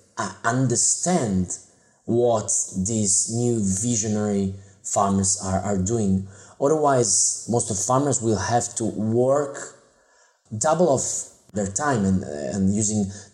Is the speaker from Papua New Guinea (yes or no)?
no; Italy; I grew up in Italy